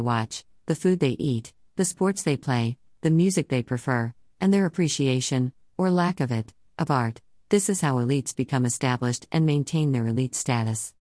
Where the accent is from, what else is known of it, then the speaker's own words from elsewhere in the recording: Iran; English is a second language; moved away as an adult; now in Canada; In nineteen seventy, I was born in Iran and witnessed the nineteen seventy-nine revolution in Iran. I experienced eight years of war from nineteen eighty to nineteen eighty-eight between Iran and Iraq